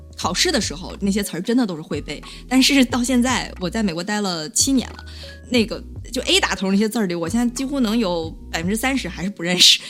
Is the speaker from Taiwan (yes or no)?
no; China; moved away; 我们广大的中国同胞们